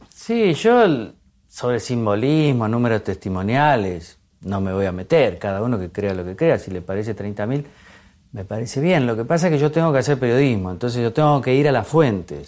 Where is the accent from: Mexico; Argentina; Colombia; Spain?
Argentina; como muchos argentinos